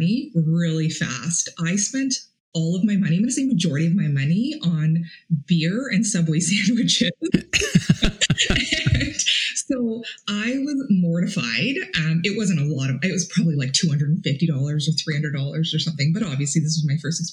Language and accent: English; Toronto, Ontario, Canada; moved away as an adult; also born or lived in Ottawa; I was 18 years old and I moved to Ottawa from Toronto